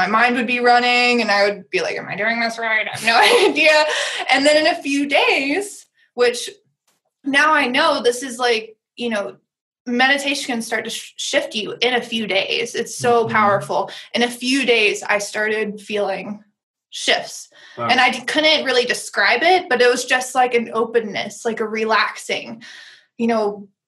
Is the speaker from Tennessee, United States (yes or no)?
yes; Tennessee, United States; So I grew up in the South, in Tennessee